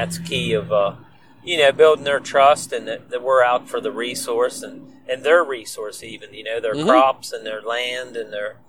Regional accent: Hagerstown, Maryland, United States; I came back to my home county of Washington County, which is near Hagerstown, Maryland.

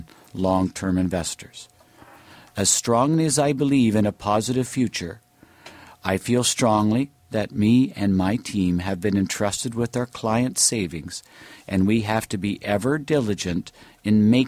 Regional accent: Hamilton, Ontario, Canada; now in Toronto, Canada; I grew up in Hamilton

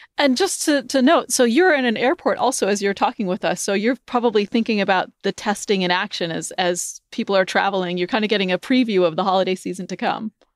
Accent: New England, United States; I grew up in New England

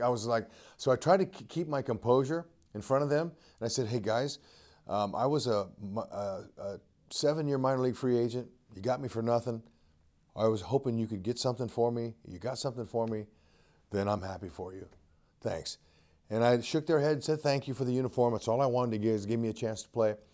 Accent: Fresno, California, United States; the great coaching I had growing up in Fresno, California

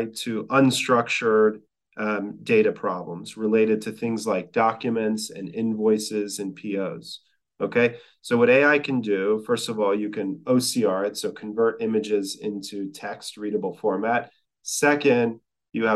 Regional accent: Texas, United States; I'm from Texas.

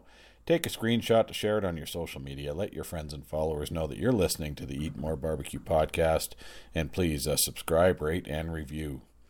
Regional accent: Winnipeg, Manitoba, Canada; just a little ways out of my hometown of Winnipeg.

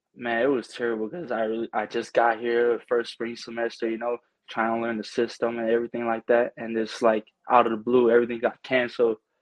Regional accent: American Samoa; moved away as an adult; also born or lived in Pleasant Hill, California; now in United States; it says I'm from uh, Pleasant Hill, California, but I'm originally from American Samoa.

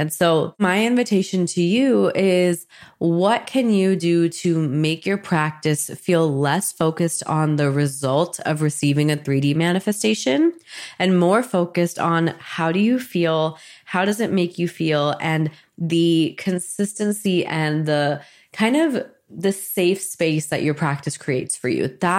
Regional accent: India; the concepts I've grown up with in Hinduism and Ayurveda and yoga. That was all part of my upbringing as an Indian woman.

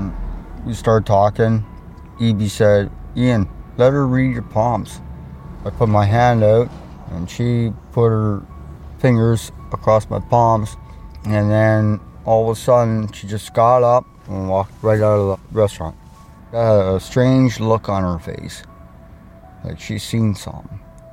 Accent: Thompson, Manitoba, Canada; moved away; also born or lived in Winnipeg, Manitoba; I'm originally from Thompson, Manitoba. I moved here from Winnipeg just to get away from the crime and everything.

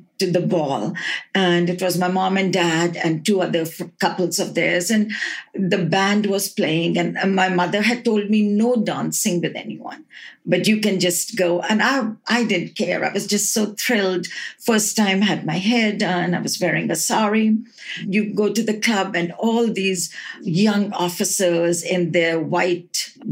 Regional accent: Allahabad, Uttar Pradesh, India; moved away as an adult; also born or lived in Salt Lake City, United States; now in United States; I was born in Allahabad on the 5th of December in 1949.

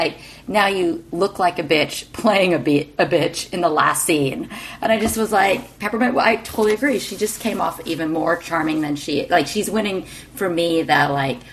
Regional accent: Texas, United States; I'm from Texas

